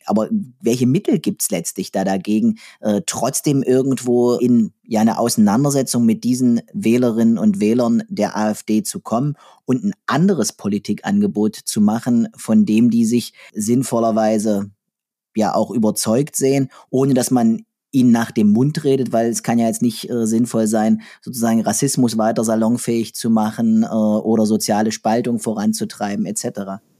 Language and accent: German; southern Saxony-Anhalt, Germany; ich komme hier aus der Region im südlichen Sachsen-Anhalt, wo die Chemieindustrie sehr, sehr groß war